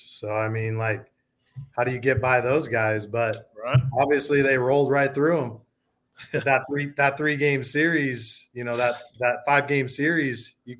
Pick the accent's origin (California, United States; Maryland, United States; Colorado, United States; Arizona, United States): Arizona, United States; most of my family's from Minnesota, but I'm born and raised in Arizona.